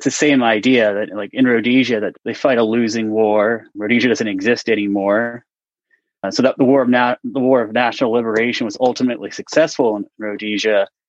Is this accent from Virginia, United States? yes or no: yes; Virginia, United States; I grew up mostly in Northern Virginia, but my dad was in the Army, so we moved around quite a bit. But I would call Northern Virginia home.